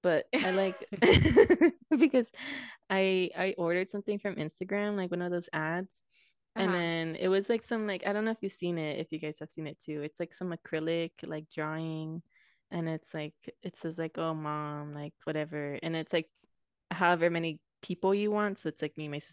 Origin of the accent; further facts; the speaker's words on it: United States; I was born, like, here